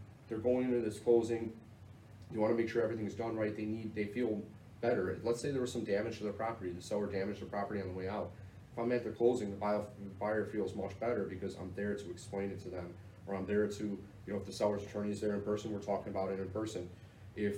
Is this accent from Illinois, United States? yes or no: yes; Chicago, Illinois, United States; I'm from the South Side